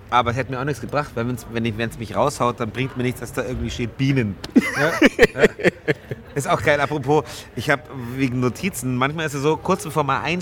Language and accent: German; Munich, Bavaria, Germany; ich bin Münchner, wir kennen mhm. Karneval nicht.